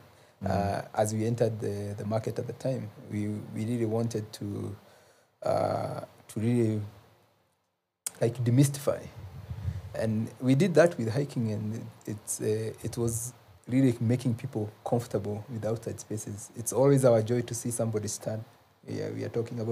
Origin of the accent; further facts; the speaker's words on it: Nyeri side of the Aberdares, Nyeri County, Kenya; I grew up in the Ulaya side of the Abadeas, mm-hmm. the Nyeri side of the Abadeas